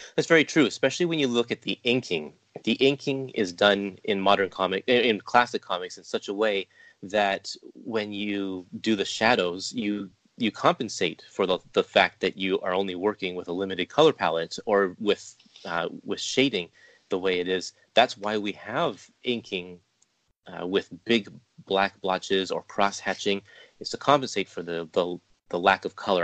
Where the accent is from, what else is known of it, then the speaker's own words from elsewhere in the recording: Canada; Me being Canadian myself